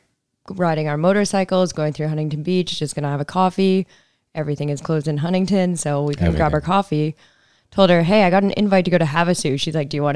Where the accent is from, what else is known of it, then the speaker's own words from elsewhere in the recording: Southern Alberta, Canada; moved away as an adult; also born or lived in Kelowna / Australia / St. Barthélemy / Barcelona, Spain; now in Orange County, United States; Rocky Mountains, Southern Alberta.